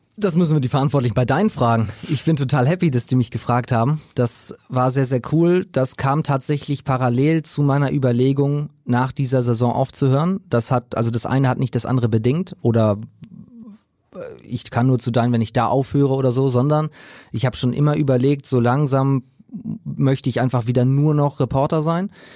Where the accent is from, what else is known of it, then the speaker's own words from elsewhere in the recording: Preetz, Schleswig-Holstein, Germany; moved away; also born or lived in Hamburg; in Preetz in meiner Heimat